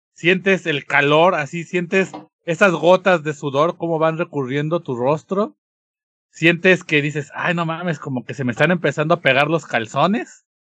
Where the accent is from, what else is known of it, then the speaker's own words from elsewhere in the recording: Mexico; nuestra esencia como mexicanos